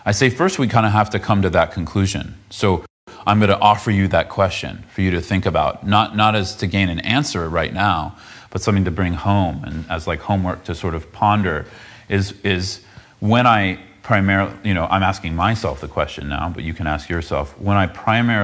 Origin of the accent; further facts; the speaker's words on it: south of San Francisco, California, United States; I grew up south of San Francisco